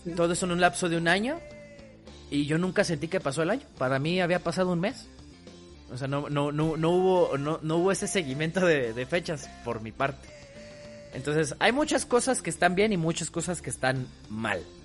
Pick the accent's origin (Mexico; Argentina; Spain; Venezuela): Mexico; yo soy un buen mexicano